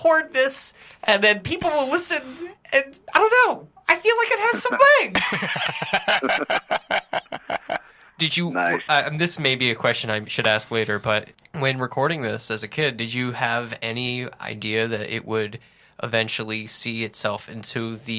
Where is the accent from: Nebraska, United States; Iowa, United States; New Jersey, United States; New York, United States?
New York, United States; Woodstock; I had kids like that that I was friends with growing up in Woodstock, New York